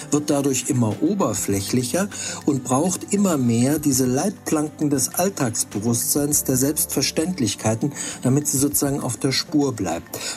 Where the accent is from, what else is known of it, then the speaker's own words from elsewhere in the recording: Freiburg, Baden-Württemberg, Germany; also born or lived in Hamburg; now in Stendal, Germany; Ich bin in Freiburg aufgewachsen, habe an verschiedenen Orten studiert, lange in Hamburg gelebt und jetzt seit zehn Jahren in Stendal.